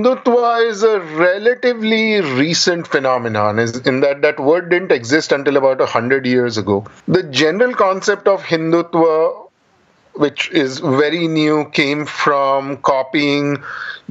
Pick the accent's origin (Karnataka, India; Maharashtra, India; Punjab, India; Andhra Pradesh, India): Maharashtra, India; Pune; I grew up in Pune, a reasonably big city in India